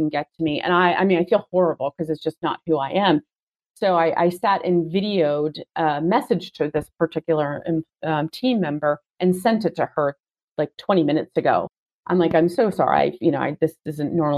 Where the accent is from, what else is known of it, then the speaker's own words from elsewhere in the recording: Seattle, Washington, United States; I'm from Seattle